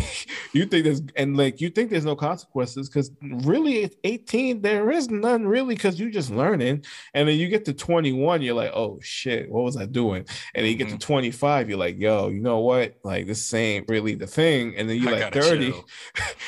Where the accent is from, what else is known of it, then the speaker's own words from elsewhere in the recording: Florida, United States; I was born in Florida